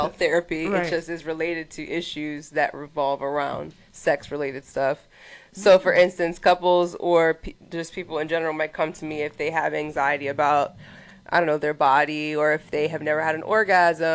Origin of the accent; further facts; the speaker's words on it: Baltimore, Maryland, United States; moved away as an adult; now in Miami, United States; I'm from Baltimore, mm-hmm. originally.